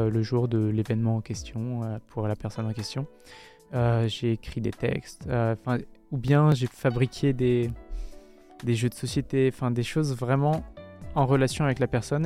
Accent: Paris, Île-de-France, France; moved away; je viens pas de Strasbourg, je viens de Paris

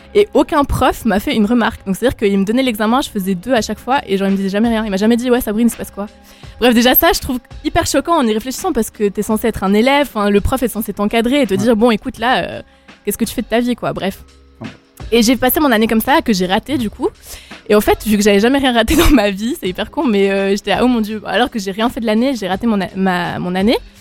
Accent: Valais, Switzerland; je suis, je suis du Valais, je sais qu'on est deux Valaisans

